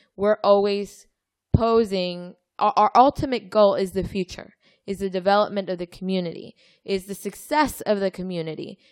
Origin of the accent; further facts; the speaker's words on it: Mexico; moved away; I grew up in Mexico